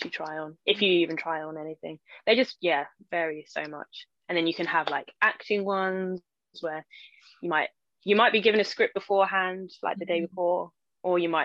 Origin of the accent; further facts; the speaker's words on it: London, United Kingdom; I'm like from East London